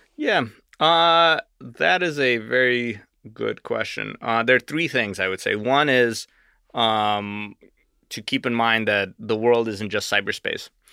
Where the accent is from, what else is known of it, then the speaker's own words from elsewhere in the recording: Arizona, United States; also born or lived in Russia; I moved here when I was eight.